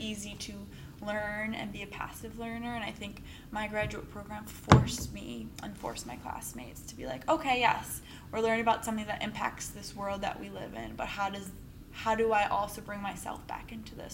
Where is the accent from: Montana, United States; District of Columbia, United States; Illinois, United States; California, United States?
Illinois, United States; Darien; grew up in Darien, Illinois.